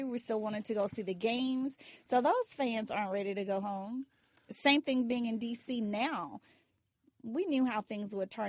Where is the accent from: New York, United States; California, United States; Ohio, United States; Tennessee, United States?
Tennessee, United States; Memphis; I come from a city. I covered the Grizzlies. Memphis is my hometown.